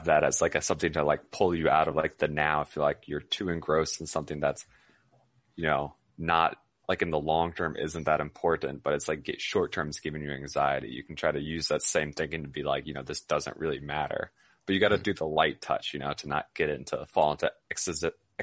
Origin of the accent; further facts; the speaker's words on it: United States; first language English; as an American who's native in English